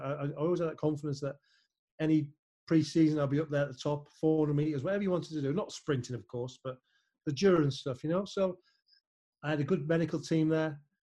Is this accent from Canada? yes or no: no; Germany; I was a Liverpool fan, I was growing up in Germany.